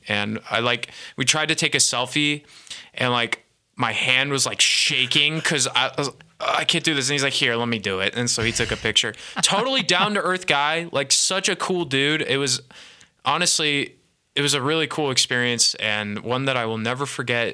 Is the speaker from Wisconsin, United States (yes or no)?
no; Bay Area, California, United States; I'm from the Bay Area